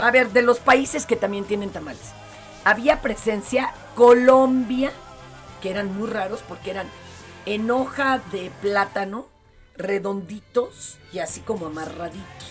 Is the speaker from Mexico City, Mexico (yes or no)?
yes; Mexico City, Mexico; nosotros los chilangos